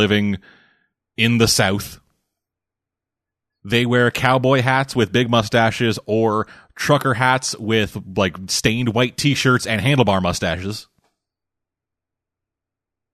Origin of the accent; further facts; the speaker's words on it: Canada; two Canadian boys